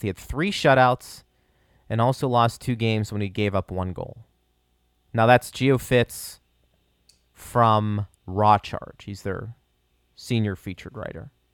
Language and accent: English; Pittsburgh, Pennsylvania, United States; I'm from Pittsburgh